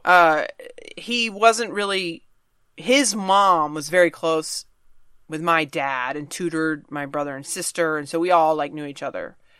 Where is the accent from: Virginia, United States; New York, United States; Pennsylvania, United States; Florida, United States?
Virginia, United States; I'm from Virginia